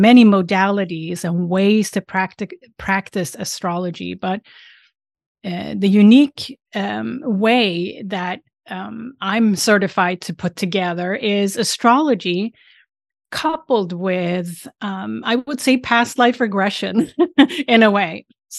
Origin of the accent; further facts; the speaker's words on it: Sweden; English is a second language; now in United States; And I'm originally from Sweden. And I live now outside Boston on the East Coast in the United States.